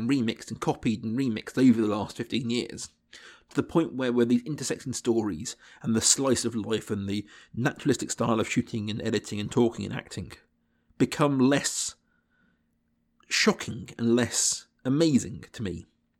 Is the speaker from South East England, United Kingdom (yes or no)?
yes; South East England, United Kingdom; I grew up in Berkshire in England, and whilst, you know, we had BBC 4 and Film 4, a few things like that going on, my exposure to this kind of cinema was minimal at this point.